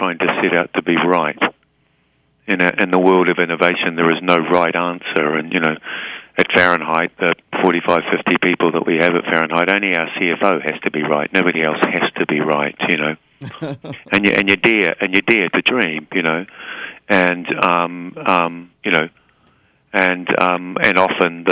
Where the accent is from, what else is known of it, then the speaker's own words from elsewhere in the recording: New Zealand; moved away; it's a very defining characteristic of being a New Zealander. Mm-hmm. And, you know, and I'm, you know, very proud of, you know, the country that, you know, that I come from